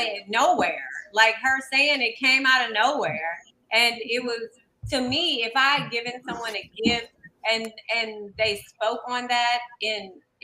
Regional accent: the South, United States; I'm from the South

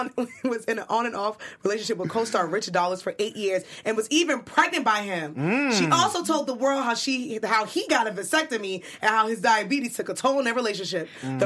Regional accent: New York City, New York, United States; She from Brooklyn because we from Brooklyn.

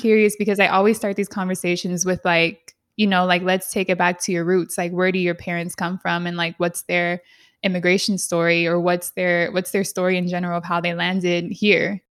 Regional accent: San Diego, California, United States; also born or lived in San Jose, California; I grew up in Southeast San Diego

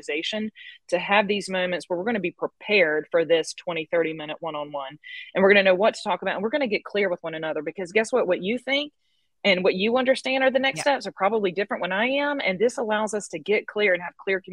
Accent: the South, United States; Where I am from the South, so I'm going to talk like this

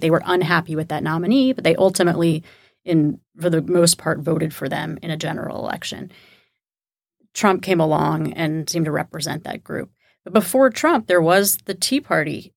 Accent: Kingwood, Texas, United States; moved away; I'm from Kingwood, Texas, which is a suburb of Houston, about twenty-five miles from downtown

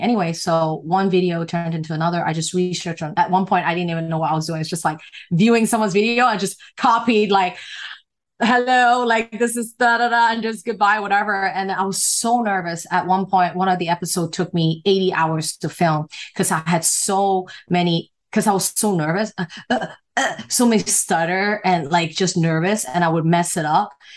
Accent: Hong Kong; moved away; also born or lived in United States; I'm from Hong Kong and people in Hong Kong, like they move very fast and the kids are very just street smart

